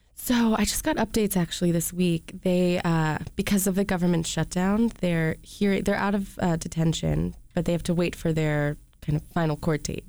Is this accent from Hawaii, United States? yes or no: no; Rochester, Michigan, United States; moved away; also born or lived in California; I'm from Rochester, Michigan.